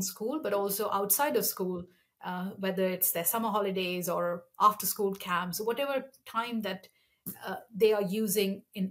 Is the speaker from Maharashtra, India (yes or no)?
no; Kanpur, Uttar Pradesh, India; moved away; also born or lived in Kerala, India; I'm originally from Kerala. The first 4 years of my life were in Kerala, but I spent my primary and secondary education in Kanpur, which is in northern India, in Uttar Pradesh